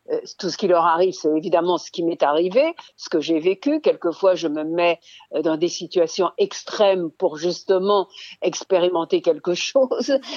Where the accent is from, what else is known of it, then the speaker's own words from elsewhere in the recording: Lyon, Auvergne-Rhône-Alpes, France; born there; Donc, je suis née à Lyon dans le train parce que ma mère voulait accoucher à, Grenoble auprès de sa mère, laquelle habitait Grenoble